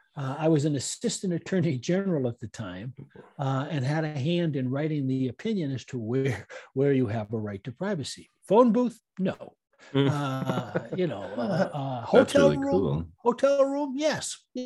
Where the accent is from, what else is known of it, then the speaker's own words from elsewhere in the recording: New York, United States; I grew up in New York.